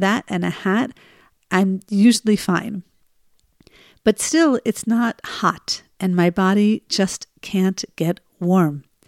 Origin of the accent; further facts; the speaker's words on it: New Jersey, United States; now in Israel; the winter here in Israel is nothing like the winters I grew up with in New Jersey